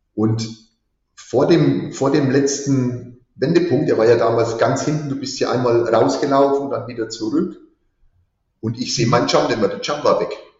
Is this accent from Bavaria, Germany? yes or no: yes; Teuschnitz, Bavaria, Germany; Ich komme gebürtig aus Teuschnitz, Oberfranken